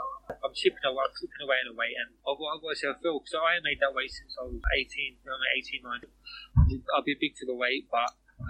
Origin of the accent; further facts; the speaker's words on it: England, United Kingdom; I class myself as English, even though my mum's side and dad's side, they're from Ireland, and I've come over here